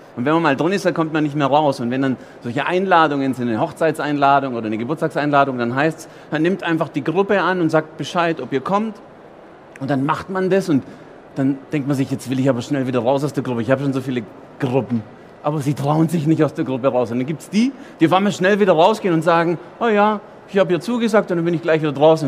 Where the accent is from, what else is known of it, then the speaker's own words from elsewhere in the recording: Germany; Italiener in Deutschland geboren